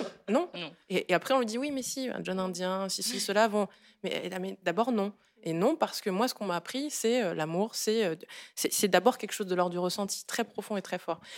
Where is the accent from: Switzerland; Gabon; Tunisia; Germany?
Gabon; now in France; Je viens du Gabon, qui est un pays de forêt vierge